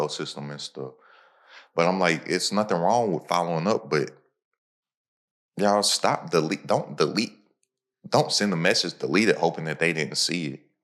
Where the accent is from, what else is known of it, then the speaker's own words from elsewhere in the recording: Kentucky, United States; I'm from Kentucky.